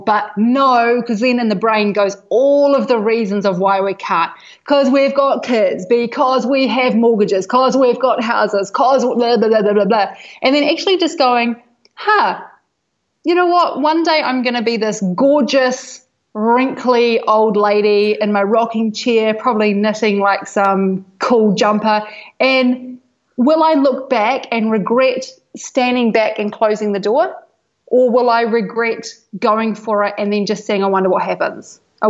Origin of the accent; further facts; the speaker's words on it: Hawke's Bay, New Zealand; now in Bali, Indonesia; Hawke's Bay, which is North Island, East Coast.